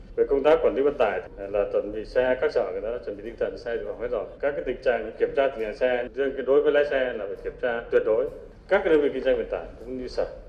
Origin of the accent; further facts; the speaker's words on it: Trung Du, hometown Vinh Yen, Vinh Phuc, Vietnam; là người sinh ra và lớn lên ở vùng Trung